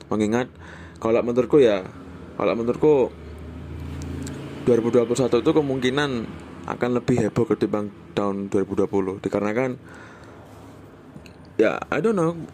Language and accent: Indonesian; Java, Indonesia; aku tuh kan sebenarnya bukan orang Jakarta aku tuh sebenarnya orang Jawa jadi kalau misalnya pakai bahasa Indonesia tuh untuk orang pertama untuk diri sendiri ya itu mesti aku